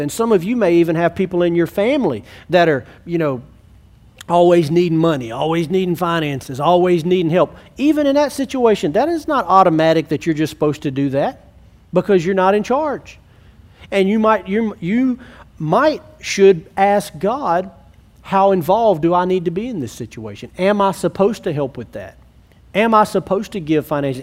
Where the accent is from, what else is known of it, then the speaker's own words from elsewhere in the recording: Alexandria, United States; I grew up in Alexandria, but I'm not in Alexandria because I love Alexandria